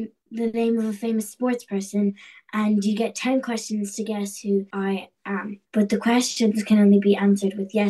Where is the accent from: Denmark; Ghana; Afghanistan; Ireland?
Ireland; Dublin, Leinster; I'm 11 years old and I'm from Dublin.